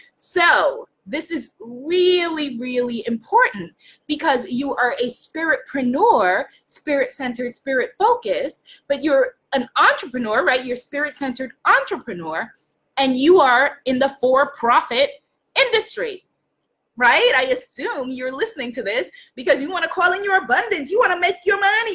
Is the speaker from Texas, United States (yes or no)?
no; New York, United States; I'm from New York. I'm Caribbean. I'm African American